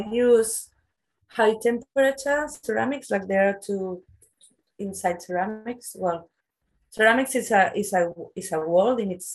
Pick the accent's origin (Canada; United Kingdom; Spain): Spain; Barcelona, Catalonia; also born or lived in Australia / New Zealand; I'm from the Mediterranean, like I'm from Barcelona, and it's very sunny here all year long.